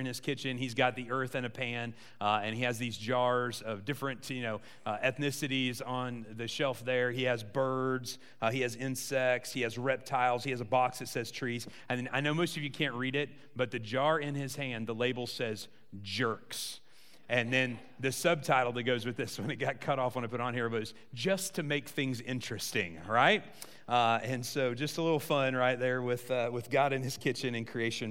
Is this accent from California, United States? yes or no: no; Southern Illinois, United States; I grew up in Southern Illinois, which had neither beach nor mountains.